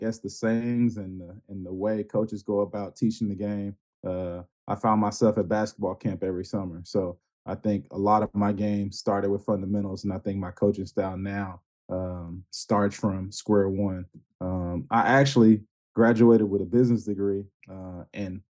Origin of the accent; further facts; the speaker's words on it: Houston, Texas, United States; I grew up on the east side of Houston, near North Shore High School.